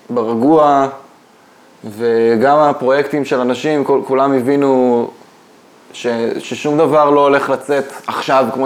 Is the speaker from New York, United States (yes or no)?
no; Michigan, United States; now in Israel; שמע, אני גדלתי קצת באמריקה, אולי זה, אולי זה קשור.